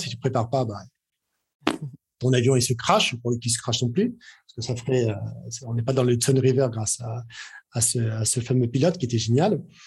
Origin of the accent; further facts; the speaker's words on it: France; on est français